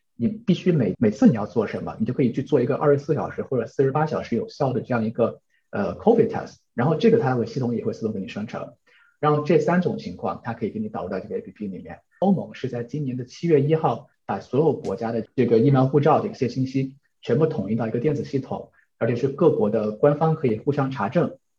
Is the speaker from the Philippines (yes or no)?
no; China; also born or lived in New Zealand; now in Netherlands; 我们中国人